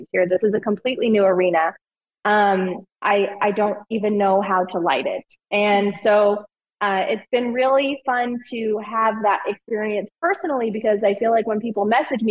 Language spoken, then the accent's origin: English; Utah, United States; both of us grew up with meals occasionally cooked on the grill, but we're from Utah